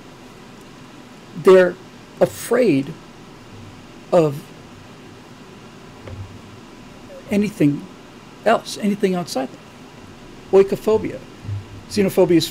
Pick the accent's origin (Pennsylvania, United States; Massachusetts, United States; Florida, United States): Florida, United States; South; moved away; I grew up in South Florida